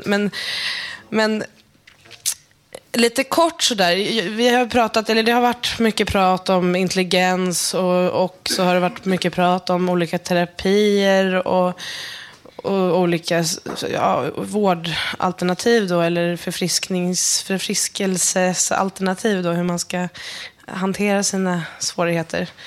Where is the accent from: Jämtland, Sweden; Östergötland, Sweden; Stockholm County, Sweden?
Stockholm County, Sweden; Järna; Jag är uppväxt i Järna som ligger söder om Södertälje. Eh, kanske inte är så många som känner till det, men i Järna så det är som en metropol för, för antroposofin och Waldorfpedagogiken